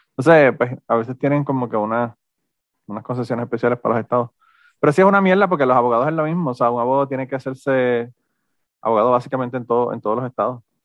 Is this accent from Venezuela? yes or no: no; Puerto Rico; moved away; soy de Puerto Rico